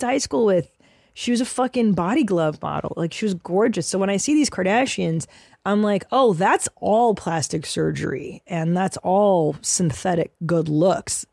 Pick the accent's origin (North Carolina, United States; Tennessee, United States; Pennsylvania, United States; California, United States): California, United States; Los Angeles; I grew up in Los Angeles